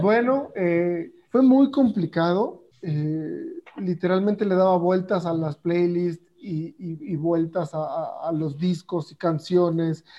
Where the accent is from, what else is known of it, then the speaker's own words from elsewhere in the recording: Mexico; escuchamos los mexicanos